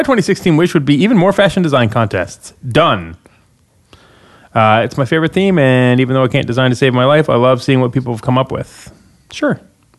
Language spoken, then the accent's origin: English; Canada; as a Canadian